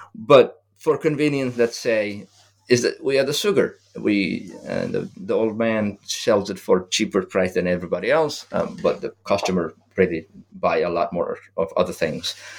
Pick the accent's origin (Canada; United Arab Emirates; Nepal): Nepal; moved away; Nepal, my home country